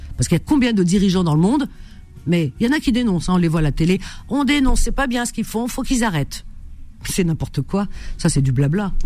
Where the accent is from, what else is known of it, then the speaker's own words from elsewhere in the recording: Algeria; Chez nous en Algérie